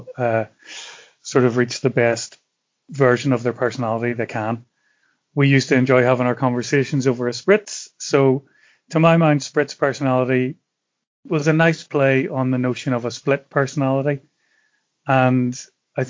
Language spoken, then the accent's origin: English; Belfast, Northern Ireland, United Kingdom; moved away as an adult; now in Italy; what I grew up with in Belfast